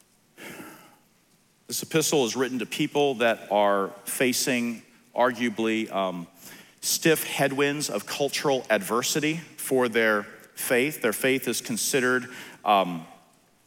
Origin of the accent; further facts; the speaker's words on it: Philadelphia, Pennsylvania, United States; I'm from Philly